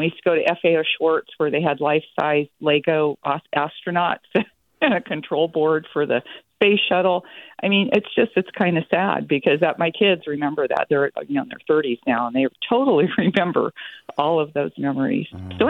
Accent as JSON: {"language": "English", "town": "Alameda", "region": "California", "country": "United States", "tie": "born or raised there", "lives_now": "San Leandro, United States", "said": "I grew up in Alameda"}